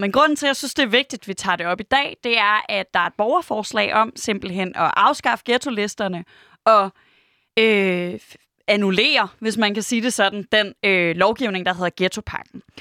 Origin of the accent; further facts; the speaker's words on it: Aarhus, Central Denmark Region, Denmark; jeg er vokset op i Høj, tæt på Gellerup